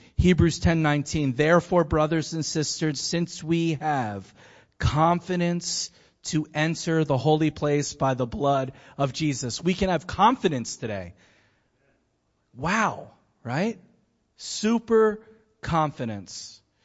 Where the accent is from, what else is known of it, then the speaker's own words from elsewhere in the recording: Philadelphia, Pennsylvania, United States; I'm from Philly